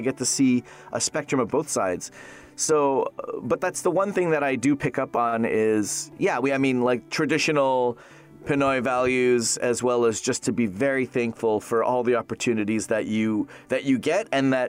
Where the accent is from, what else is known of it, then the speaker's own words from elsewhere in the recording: Toronto, Ontario, Canada; moved away as an adult; now in Los Angeles, United States; Born and raised in Toronto, Ontario, Canada. So it was very cold, number one. And number two, I only know the swear words.